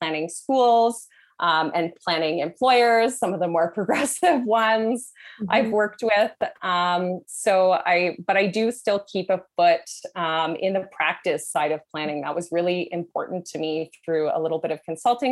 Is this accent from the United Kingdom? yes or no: no; Canada; I'm Canadian